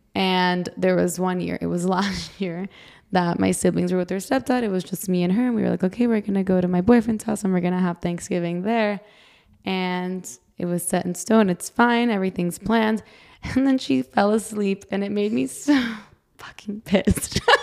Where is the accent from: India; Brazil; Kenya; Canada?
Brazil; now in United States; I'm from Brazil